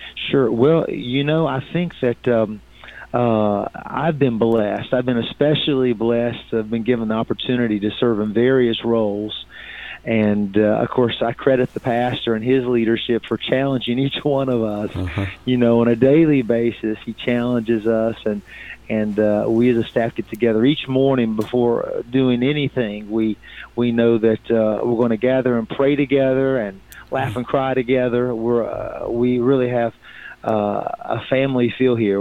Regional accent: Virginia, United States; also born or lived in Salem, Virginia; now in Fayetteville, United States; I'm originally from Virginia

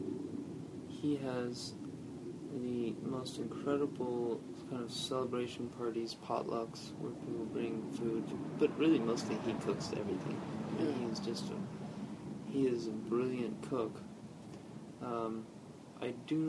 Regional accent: Michigan, United States; accent: southern twang; also born or lived in El Paso, Texas; when I was in third grade, I moved from El Paso, Texas to Michigan

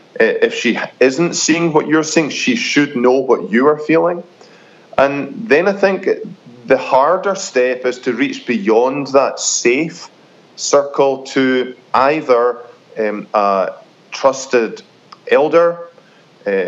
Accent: Scotland, United Kingdom; moved away as an adult; now in United States; It doesn't come easy to a Scot, but now that I'm American

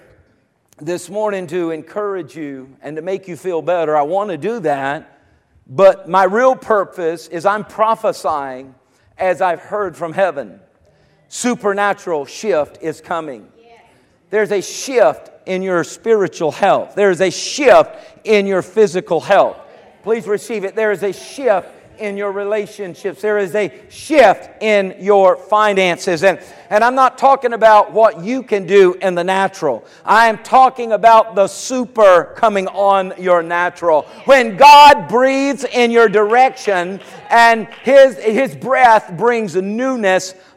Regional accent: United States; I was born here in America.

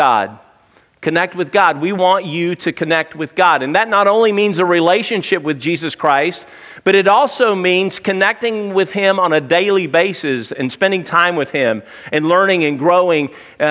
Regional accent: Tuscaloosa, Alabama, United States; I grew up in Tuscaloosa

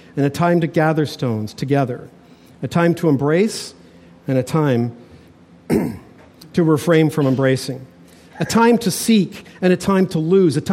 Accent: Toronto, Ontario, Canada; I had a friend I grew up with in Toronto

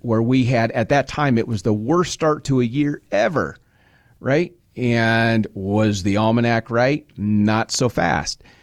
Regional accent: Nebraska, United States; I was born and raised in Nebraska.

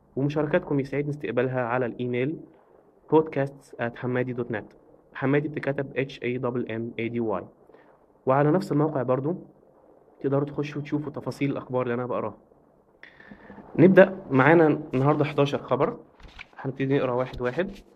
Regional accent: Alexandria Governorate, Egypt; انا اسكندراني

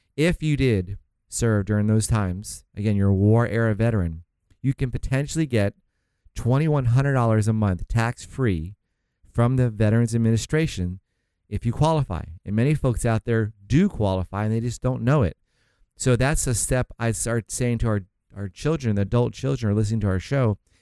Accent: St. Augustine, Florida, United States; now in California, United States; I'm from Saint Augustine, Florida

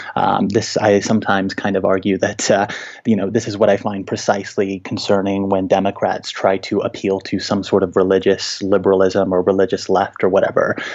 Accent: Little Rock, Arkansas, United States; now in Denver, United States; I grew up in Little Rock, Arkansas, in very Christianized Republican territory

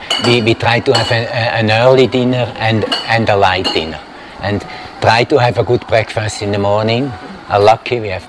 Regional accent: Switzerland; now in Thailand; I come from Switzerland. In our country, one of the richest countries in the world

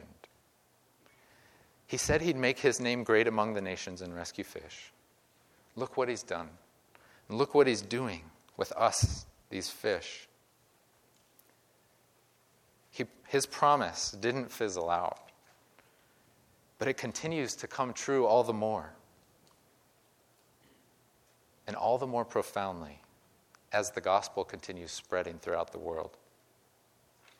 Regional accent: Midwest, United States; I grew up in the Midwest.

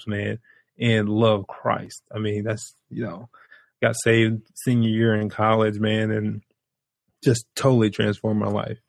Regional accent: Brunswick, Georgia, United States; now in Chicago, United States; I am from Brunswick, Georgia. And let me tell you, I represent Brunswick hard. And we have probably about 10 to 12,000 people. So we're like half a neighborhood. You're talking about a neighborhood. We're half a neighborhood in my hometown. I grew up there.

